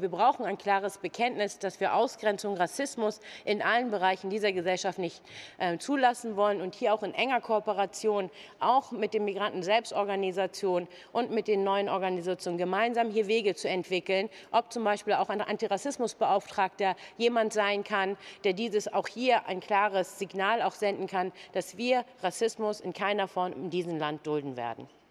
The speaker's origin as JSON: {"language": "German", "town": "Kiel", "region": "Schleswig-Holstein", "country": "Germany", "tie": "born or raised there", "said": "in meiner Geburtsstadt in Kiel"}